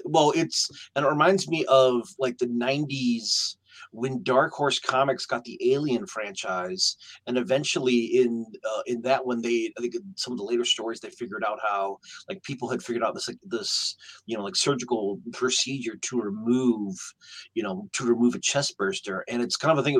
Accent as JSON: {"language": "English", "region": "Michigan", "country": "United States", "said": "I am from Michigan"}